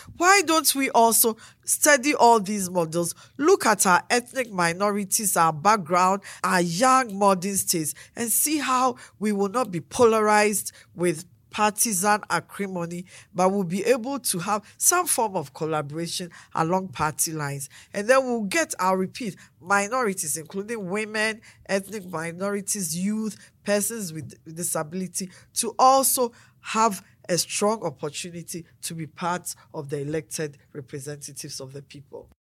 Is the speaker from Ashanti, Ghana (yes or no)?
no; Akim Abuakwa South, Eastern Region, Ghana; born or raised there; now in Adenta, Ghana